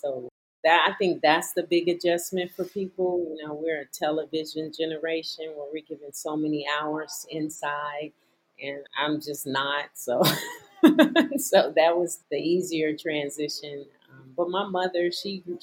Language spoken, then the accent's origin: English; Gary, Indiana, United States; now in Arizona, United States; back in my hometown where I grew up, Gary, Indiana